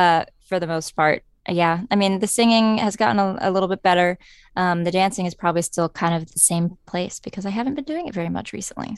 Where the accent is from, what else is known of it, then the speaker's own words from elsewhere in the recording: Scottsburg, Indiana, United States; I'm from Southern Indiana, a little town called Scottsburg. It's 20 minutes north of Louisville, Kentucky.